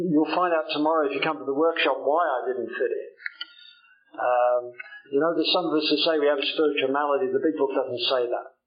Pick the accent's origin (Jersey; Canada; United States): Jersey; I come from Old Jersey. Old Jersey is a little island uh, just off the coast of France that still belongs to, still belongs to England somehow.